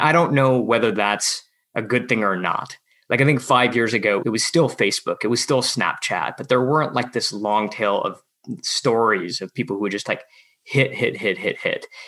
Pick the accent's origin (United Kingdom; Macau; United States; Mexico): United States; outside of Detroit, Michigan; a friend of mine who I grew up with outside of Detroit.